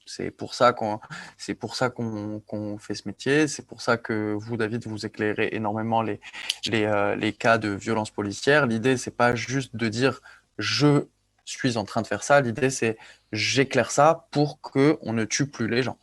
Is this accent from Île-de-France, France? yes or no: no; Ajaccio, Corsica, France; moved away; je suis né à Ajaccio. J'ai grandi en Corse, j'ai grandi sur une île